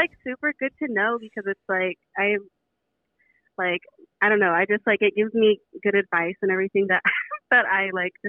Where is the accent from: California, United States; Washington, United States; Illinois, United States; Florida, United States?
California, United States; San Jose; I'm from San Jose.